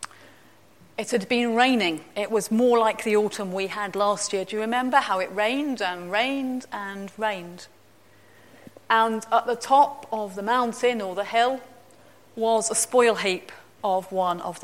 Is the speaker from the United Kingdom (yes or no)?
yes; East Midlands, United Kingdom; moved away; Where I grew up in the East Midlands